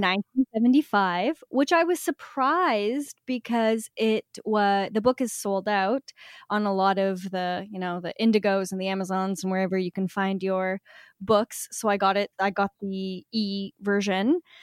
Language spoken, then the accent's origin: English; Canada; being Canadian